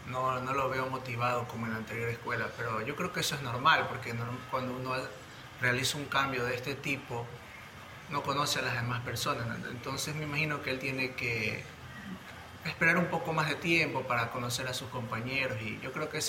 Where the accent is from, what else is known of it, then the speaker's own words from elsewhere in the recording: Guayaquil, Guayas, Ecuador; Venimos de Guayaquil.